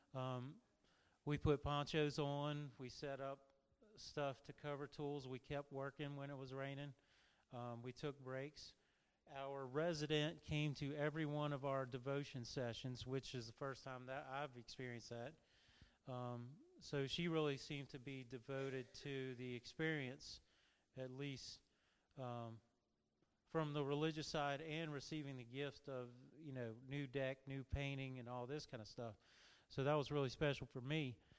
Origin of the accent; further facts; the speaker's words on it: Louisiana, United States; moved away; I'm originally from Louisiana